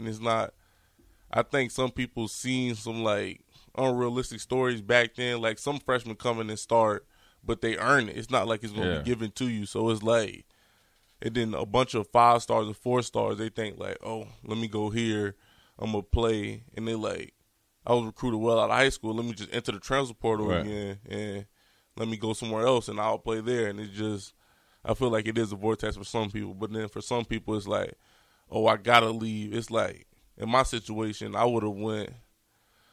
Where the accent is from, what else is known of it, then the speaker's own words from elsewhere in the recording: Virginia, United States; growing up in Virginia, I'm from, like, the 757 area